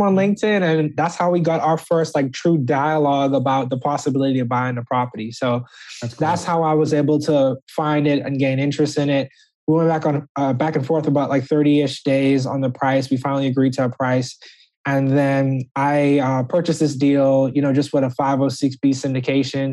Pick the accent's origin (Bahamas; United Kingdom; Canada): Bahamas; Nassau, New Providence; moved away as an adult; also born or lived in Birmingham, Alabama; now in United States; originally I'm from Nassau, Bahamas